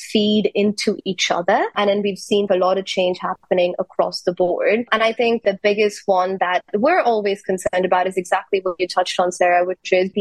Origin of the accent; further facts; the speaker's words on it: India; I'm from India